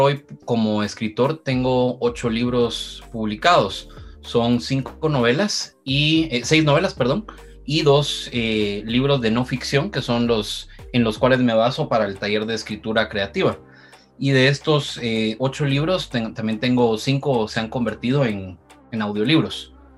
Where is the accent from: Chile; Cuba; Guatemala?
Guatemala; mi experiencia como escritor guatemalteco